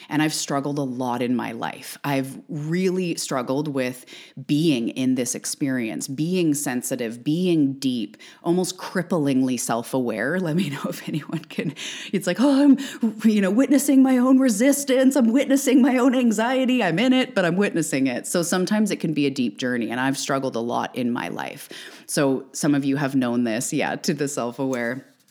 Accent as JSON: {"language": "English", "country": "Canada", "also_born_or_lived": "Vancouver Island, British Columbia", "said": "I'm also a Canadian. I'm an island girl living on the west coast of Canada on Vancouver Island"}